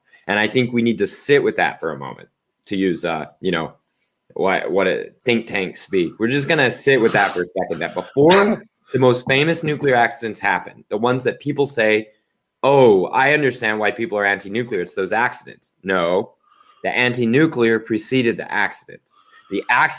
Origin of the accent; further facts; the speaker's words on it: Oklahoma, United States; I'm from Oklahoma